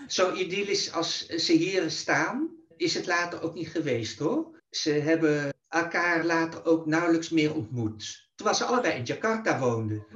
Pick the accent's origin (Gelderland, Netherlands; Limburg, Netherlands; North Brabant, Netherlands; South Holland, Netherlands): South Holland, Netherlands; The Hague; ik ben in 1956 geboren in Den Haag dus in Nederland.